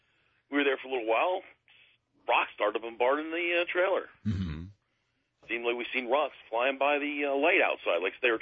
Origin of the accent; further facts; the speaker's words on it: Lykens, Pennsylvania, United States; I'm actually from Lykens, about 30 miles north of Harrisburg.